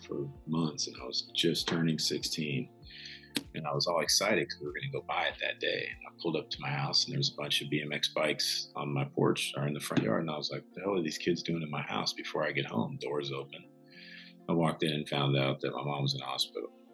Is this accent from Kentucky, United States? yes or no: yes; Louisville, Kentucky, United States; I'm from Louisville, Kentucky. So I grew up in a small town